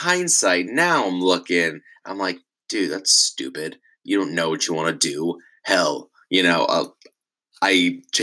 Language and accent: English; Irvine, California, United States; I grew up in Orange County in Irvine